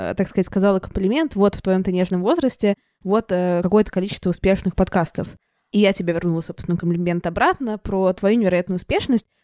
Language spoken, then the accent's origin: Russian; Saint Petersburg, Russia; also born or lived in Moscow; Я из Питера. Я просто прожила год в Москве